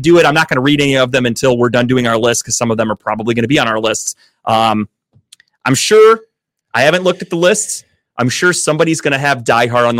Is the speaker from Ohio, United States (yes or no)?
yes; Cleveland, Ohio, United States; I am from Cleveland